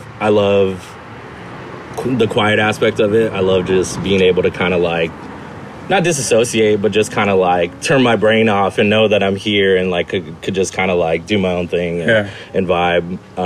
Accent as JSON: {"language": "English", "town": "Chino Hills", "region": "California", "country": "United States", "tie": "born or raised there", "said": "It's a small suburban town. You know, it's quiet, but I grew up there and I always have an attachment to Chino Hills."}